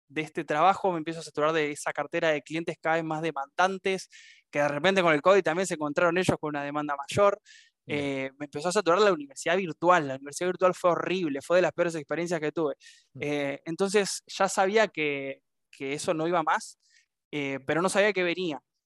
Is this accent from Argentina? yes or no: yes; Argentina; now in Paraná, Argentina; Soy de Argentina, nacido y criado y actualmente viviendo en la ciudad de Paraná, Entre Ríos